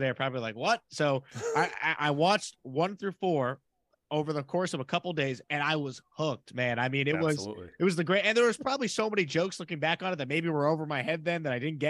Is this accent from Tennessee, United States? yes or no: no; Long Island, New York, United States; now in Houston, United States; I grew up in New York. I grew up on Long Island.